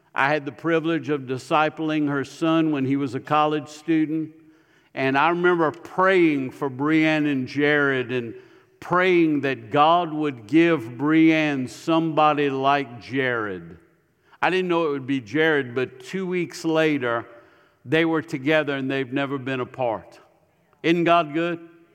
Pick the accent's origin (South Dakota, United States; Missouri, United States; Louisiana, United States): Louisiana, United States; Ville Platte; moved away as an adult; now in Tennessee, United States; I was raised in Ville Platte.